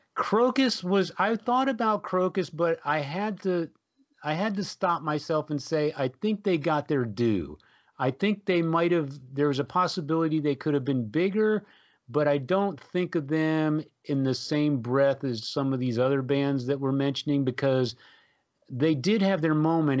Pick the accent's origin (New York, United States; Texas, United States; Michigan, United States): Texas, United States; San Antonio; growing up in San Antonio, of course, uh, we, we had the great Joe Anthony as a D J on the F M station in San Antonio